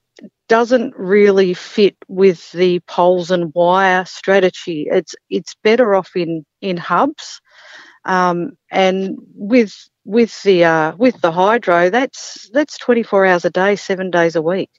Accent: Mornington Peninsula, Victoria, Australia; moved away as an adult; now in Gunbower, Australia; I grew up on the Mornington Peninsula, and in my early 20s, I moved up here

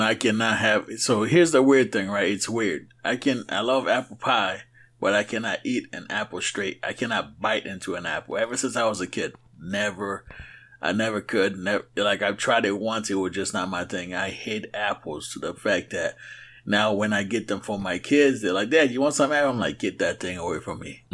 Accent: Haiti; moved away; when I grew up in Haiti

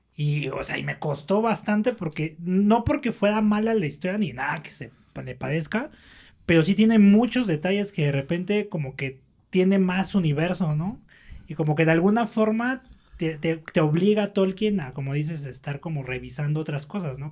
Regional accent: Mexico City, Mexico; nosotros somos del norte de la Ciudad de México

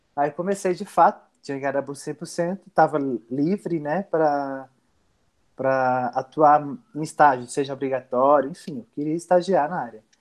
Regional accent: Afogados da Ingazeira, Pernambuco, Brazil; moved away; eu morava em num povoado próximo a Afogados da Engazeira. Eu nasci em Afogados

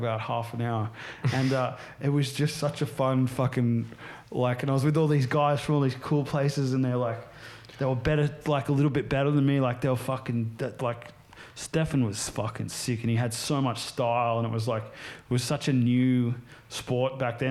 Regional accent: Sydney, New South Wales, Australia; also born or lived in United States; When I was growing up in Mona Vale in the Northern Beaches

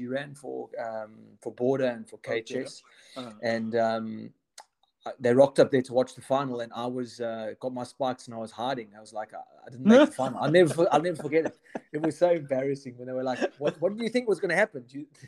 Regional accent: Eastern Cape, South Africa; Obviously, I'm from the Eastern Cape boy. Went to George Randall Primary School, a little primary school in the sticks.

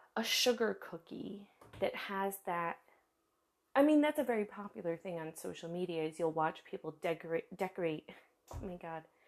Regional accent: United States; now in Germany; I live in Germany. I am American

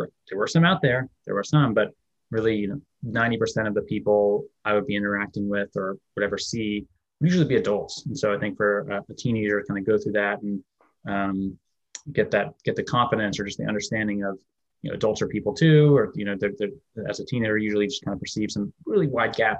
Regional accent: Anchorage, Alaska, United States; I was born in Anchorage, Alaska. So kind of grew up in a more remote area for a lot of people

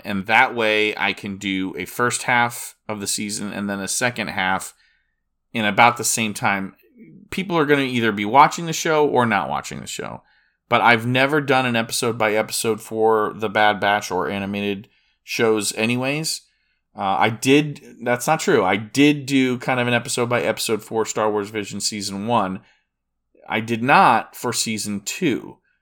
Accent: Disney World area, Florida, United States; I'm from Disney World, the Disney World area

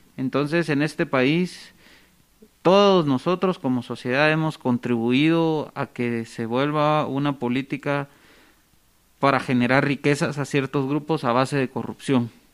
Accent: Guatemala; como guatemaltecos

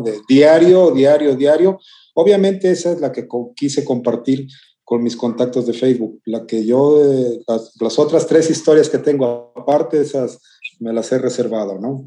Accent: Las Vigas de Ramírez, Veracruz, Mexico; now in Xalapa, Mexico; de acá de mi tierra que se llama Piedra Parada, en el municipio de Las Vigas, estado de Veracruz, México

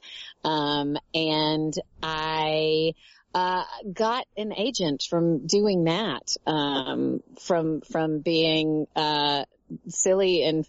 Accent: Tennessee, United States; moved away as an adult; now in Los Angeles, United States; I am originally from Tennessee

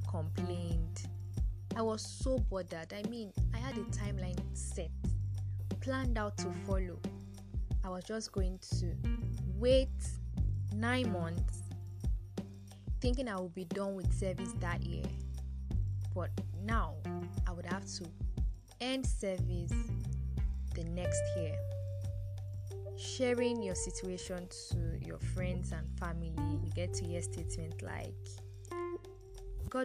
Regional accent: Nigeria; as a Nigerian graduate waiting to serve

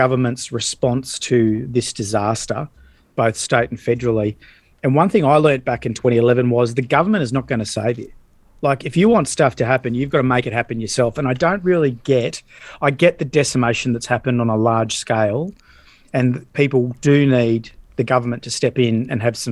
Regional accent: Australia; being an Aussie

